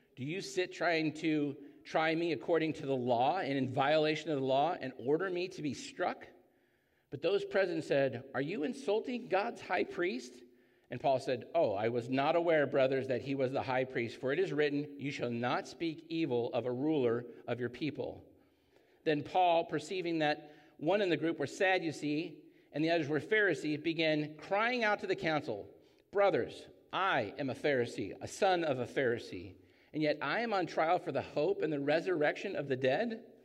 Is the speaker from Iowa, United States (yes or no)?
no; Orange County, California, United States; I grew up in Orange County